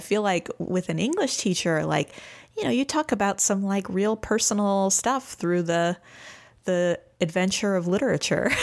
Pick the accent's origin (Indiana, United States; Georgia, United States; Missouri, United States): Missouri, United States; St. Louis; now in Austin, United States; I am from Saint Louis, Missouri originally, and I am now in Austin, Texas